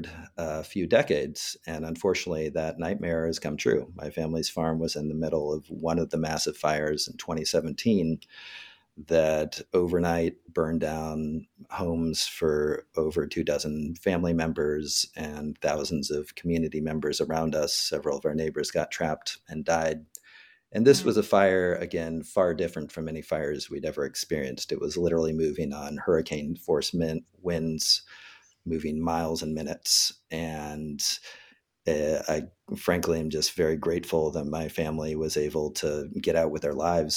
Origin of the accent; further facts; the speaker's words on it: Northern California, United States; the small farm where I grew up in Northern California